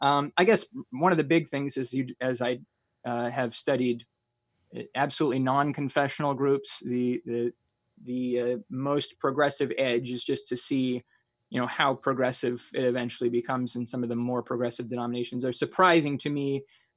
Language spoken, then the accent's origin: English; Iowa, United States; I grew up in Iowa, we were around Amish all the time.